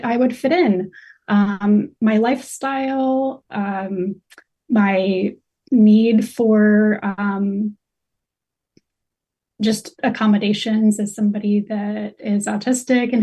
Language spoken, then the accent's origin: English; North Carolina, United States; I was born and raised in North Carolina